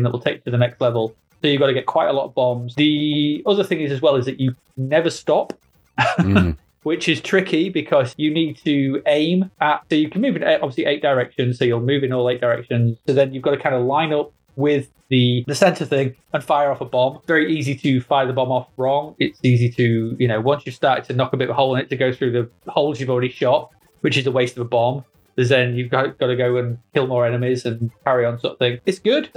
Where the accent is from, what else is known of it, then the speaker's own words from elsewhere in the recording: England, United Kingdom; We're English.